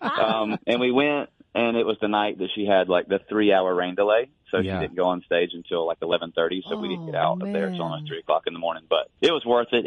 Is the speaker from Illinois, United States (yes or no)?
no; 30 minutes outside of Nashville North, Tennessee, United States; I was raised 30 minutes outside of Nashville North